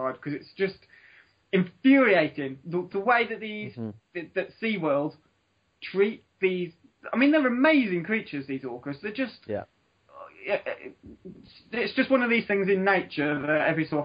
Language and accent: English; Dudley, West Midlands, United Kingdom; When I grew up in Dudley